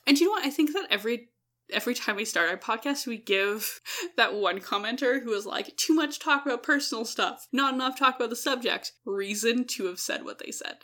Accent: Edmonton, Alberta, Canada; we're from Edmonton

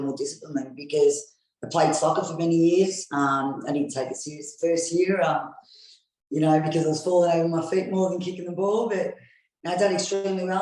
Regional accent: Australia; I'm Australian, born and raised in Australia

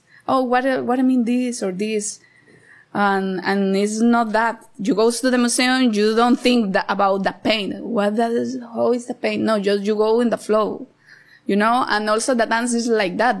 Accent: Cartago, Costa Rica; moved away as an adult; now in Nosara, Costa Rica; I grew up in Cartago, so I am a Costa Rica.

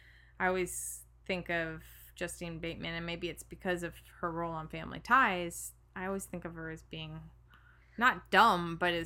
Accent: Midwest, United States; now in California, United States; me as a Midwesterner

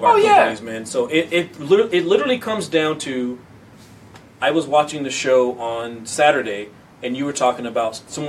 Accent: California, United States; I mean, I'm one of the weirdos because I come from the Bay. I come from what, you know, what

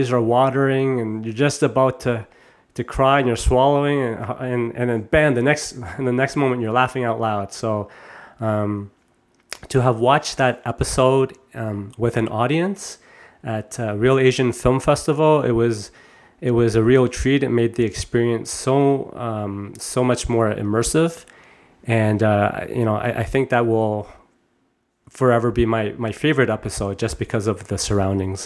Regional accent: Toronto, Ontario, Canada; my generation growing up in Canada

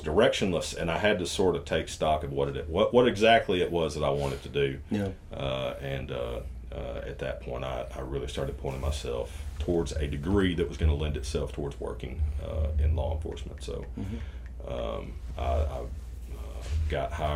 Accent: Walker County, Georgia, United States; also born or lived in Chickamauga, Georgia; I am born and raised in Walker County.

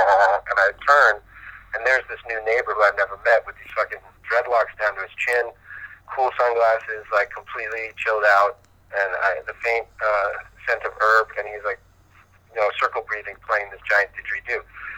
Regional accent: Philadelphia, Pennsylvania, United States; born there; Well, I'm born in Philadelphia.

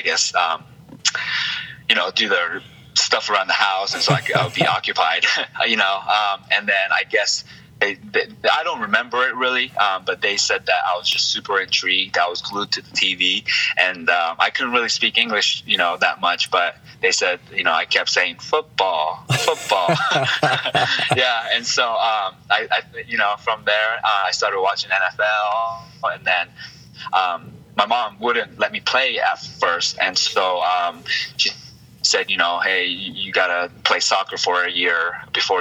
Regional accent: Seattle, Washington, United States; also born or lived in Tacoma, Washington; where I grew up in Seattle

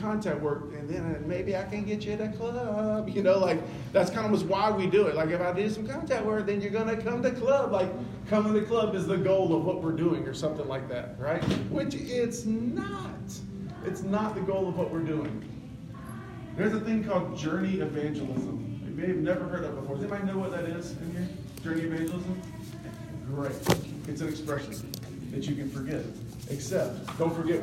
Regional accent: Columbia, South Carolina, United States; I grew up in Columbia, South Carolina. I lived there for 25 years

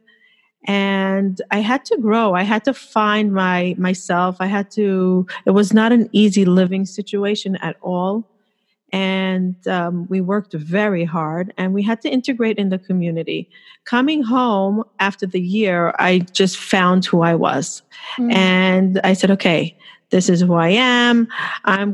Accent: Jerusalem, Jerusalem District, Israel; moved away as an adult; also born or lived in United States; now in New York, United States; I was born in the States, but I moved to Israel. I grew up in Israel. I moved there when I was 2 years old.

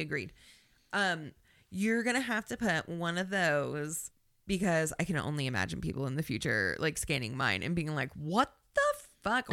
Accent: Indiana, United States; We are from Indiana

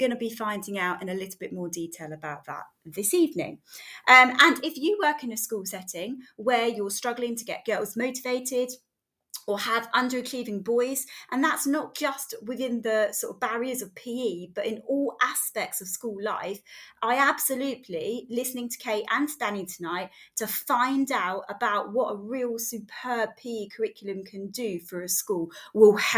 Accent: Bovingdon, East of England, United Kingdom; used to live in Bovingdon

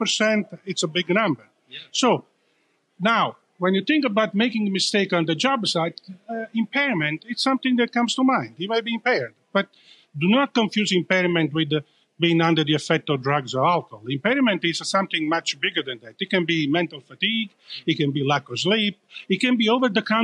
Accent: Italy; accent: Italian; now in Northern California, United States; coming from Northern California, although my accent gives away that I'm originally from Italy

